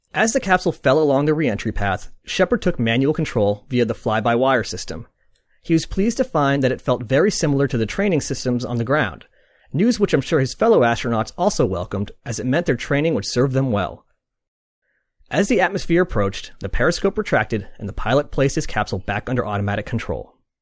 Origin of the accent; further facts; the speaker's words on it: Boston, Massachusetts, United States; I am from Boston, but I'm not going to attempt the accent.